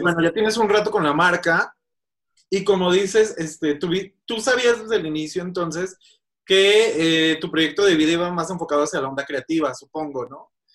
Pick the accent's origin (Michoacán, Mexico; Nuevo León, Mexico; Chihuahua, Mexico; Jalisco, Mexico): Jalisco, Mexico; Guadalajara; now in Mexico City, Mexico; mi ciudad natal, Guadalajara